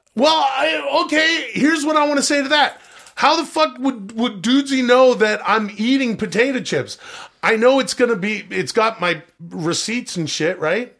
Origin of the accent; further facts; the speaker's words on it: Canada; I am from Canada